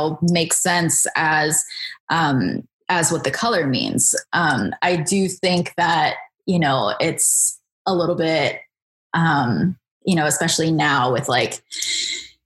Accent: Bethesda, Maryland, United States; So I grew up in Bethesda, Maryland. That's where I am right now.

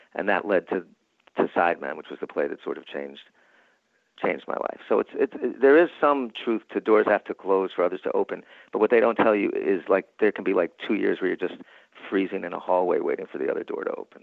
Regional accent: New York, United States; I'm from New York.

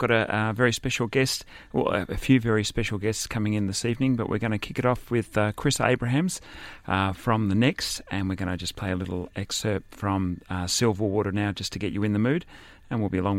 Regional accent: Sydney, New South Wales, Australia; my hometown suburb of Camperdown

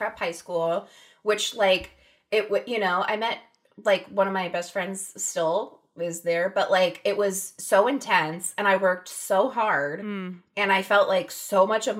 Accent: Pennsylvania, United States; now in California, United States; I was born in California and then we moved to Pennsylvania

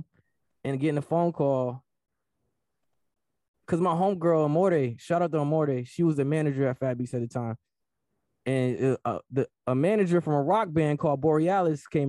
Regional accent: Rochester, New York, United States; I'm from Rochester

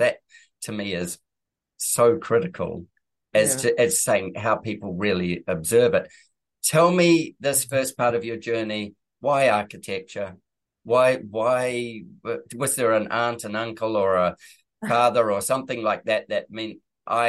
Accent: New Zealand; New Zealand, which is my home country

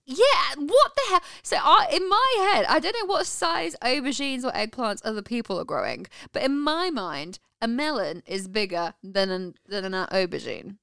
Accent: United Kingdom; And in the UK, so where we're from

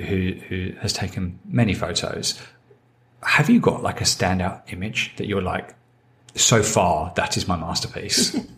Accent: England, United Kingdom; as an Englishman.

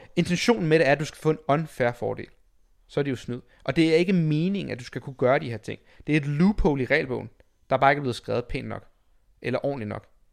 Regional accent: Denmark; som dansker

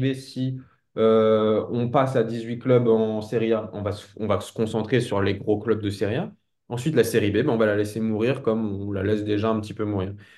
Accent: France; en tant que Français

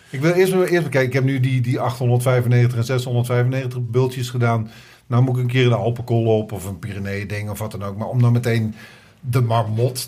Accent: Oosterbeek, Gelderland, Netherlands; now in Amsterdam, Netherlands; bij mij in Oosterbeek, waar ik vandaan kom

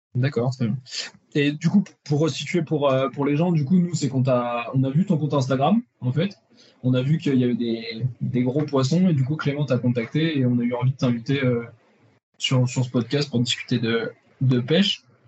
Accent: Charente, Nouvelle-Aquitaine, France; on est de Charente

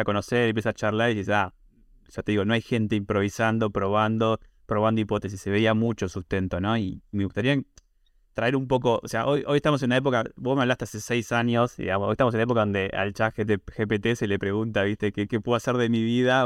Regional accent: Argentina; tengo una visión de e muy argentina, obviamente por ser argentina

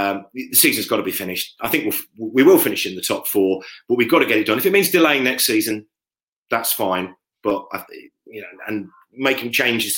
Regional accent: Leicester, East Midlands, United Kingdom; I'm from Leicester, born in Leicester, live in Leicester.

